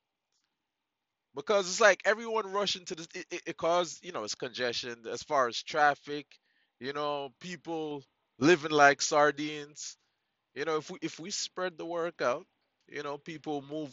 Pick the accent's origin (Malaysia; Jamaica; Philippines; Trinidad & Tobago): Jamaica; now in United States; I'm Jamaican